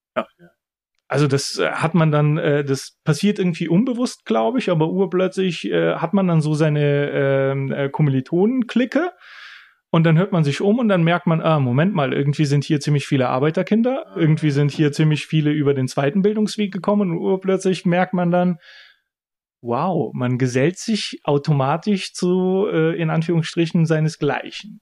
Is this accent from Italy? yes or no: no; Bulgaria; ich bin in Bulgarien geboren, ich habe einen bulgarischen Namen, ich habe einen bulgarischen Pass. Ich bin Bulgare